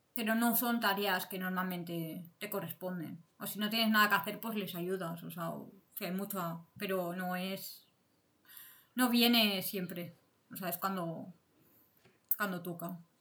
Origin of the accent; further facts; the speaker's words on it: Barcelona, Catalonia, Spain; moved away as an adult; now in Berlin, Germany; yo vengo de España, de Barcelona, y hace como nueve años que me vine a vivir a Alemania